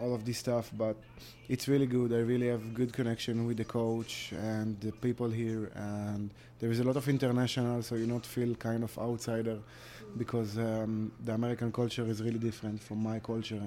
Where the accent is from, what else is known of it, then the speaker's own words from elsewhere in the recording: Israel; English is a second language; moved away as an adult; now in United States; I'm from Israel.